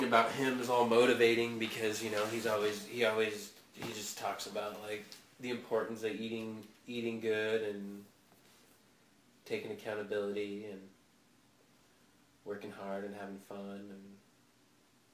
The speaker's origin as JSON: {"language": "English", "town": "Eugene", "region": "Oregon", "country": "United States", "tie": "born or raised there", "said": "We grew up in Eugene"}